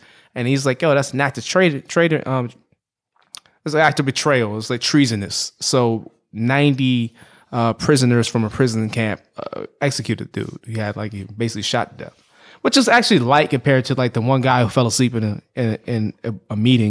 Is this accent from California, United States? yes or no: no; Maryland, United States; He's from DC. I'm from Maryland.